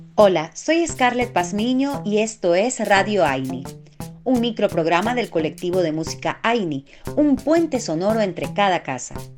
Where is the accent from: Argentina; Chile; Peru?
Peru; yo soy peruana